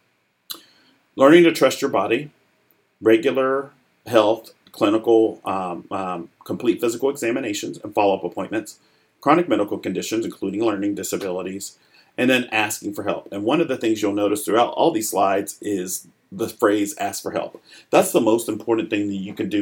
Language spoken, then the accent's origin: English; Arkansas, United States; moved away as an adult; also born or lived in Chicago, Illinois; now in Atlanta, United States; I was born in Chicago. My family moved to Arkansas when I was about 7. I grew up there.